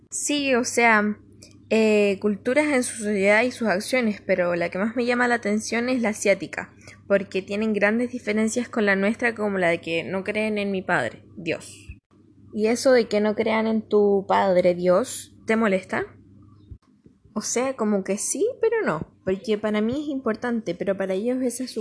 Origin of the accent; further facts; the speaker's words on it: Chile; soy chileno